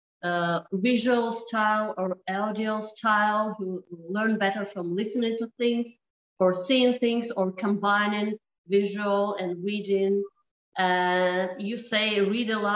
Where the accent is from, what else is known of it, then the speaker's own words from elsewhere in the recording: Ukraine; English is a second language; moved away; I'm a Ukrainian. I'm from Ukraine